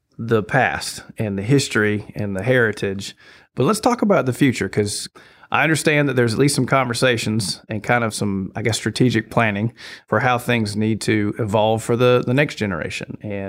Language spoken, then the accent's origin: English; Hinesville, Georgia, United States; I grew up in Hinesville